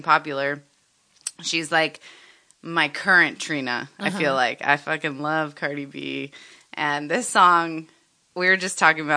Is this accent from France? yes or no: no; Miami, Florida, United States; growing up in Miami